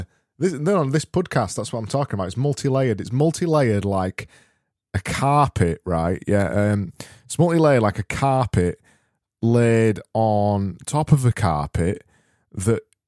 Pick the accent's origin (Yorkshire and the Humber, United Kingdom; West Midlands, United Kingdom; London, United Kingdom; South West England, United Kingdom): Yorkshire and the Humber, United Kingdom; I'm from Yorkshire.